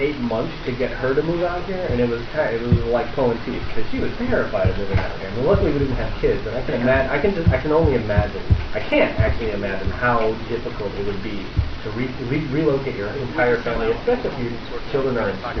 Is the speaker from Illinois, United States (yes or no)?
yes; Chicago, Illinois, United States; moved away; I'm from Chicago.